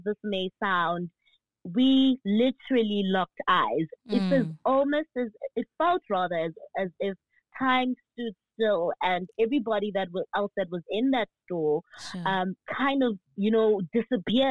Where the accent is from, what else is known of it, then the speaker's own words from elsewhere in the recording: Pretoria, Gauteng, South Africa; moved away as an adult; also born or lived in Eastern Cape / Johannesburg; I was, I was raised in Pretoria. I'm from the Eastern Cape, but raised in Pretoria